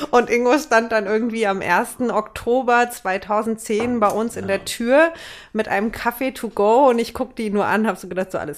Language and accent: German; Herborn, Hesse, Germany; Ja, das ist in Herborn. Das ist in Hessen.